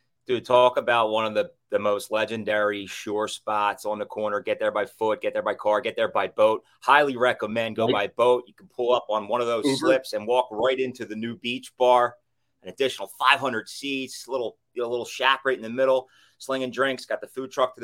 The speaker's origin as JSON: {"language": "English", "area": "Bucks County", "region": "Pennsylvania", "country": "United States", "said": "I'm from Bucks County."}